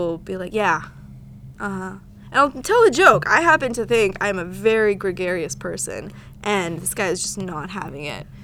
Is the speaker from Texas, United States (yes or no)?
yes; Houston, Texas, United States; I'm from Houston